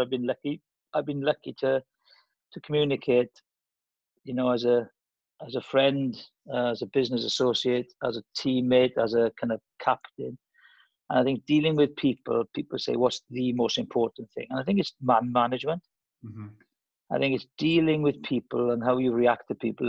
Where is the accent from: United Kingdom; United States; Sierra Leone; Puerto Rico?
United Kingdom; Welsh, Wales; being Welsh.